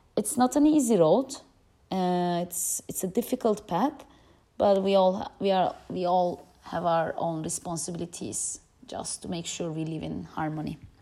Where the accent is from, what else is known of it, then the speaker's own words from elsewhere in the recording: Turkey; moved away as an adult; now in Amsterdam, Netherlands; I grew up in Turkey